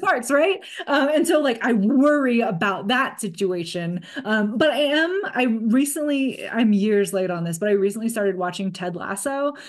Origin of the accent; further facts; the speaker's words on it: California, United States; growing up in California